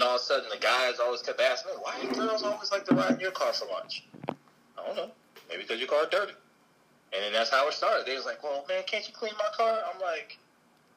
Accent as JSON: {"language": "English", "town": "Roselle", "region": "New Jersey", "country": "United States", "tie": "born or raised there", "moved": "as an adult", "lives_now": "North Carolina, United States", "said": "I'm from New Jersey. I grew up there, moved to North Carolina back in 2003"}